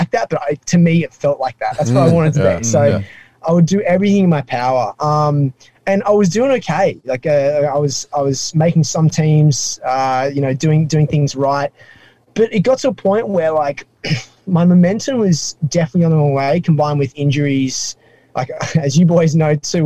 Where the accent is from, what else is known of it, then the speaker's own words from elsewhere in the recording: Sydney, New South Wales, Australia; accent: Australian; now in New York City, United States; my accent is not from the deep south. It's from Australia. I grew up in a place called Sydney in the Northern Beaches, Sydney specifically.